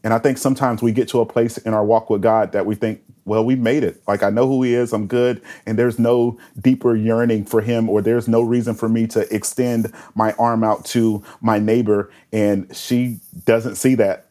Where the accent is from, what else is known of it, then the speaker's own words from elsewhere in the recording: Winter Haven, Florida, United States; now in Tampa, United States; I was just a kid growing up in Winter Haven